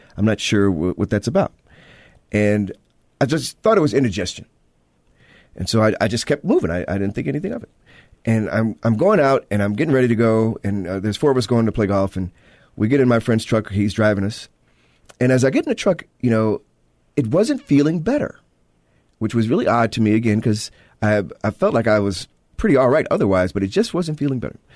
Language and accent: English; Chicago, Illinois, United States; I am from Chicago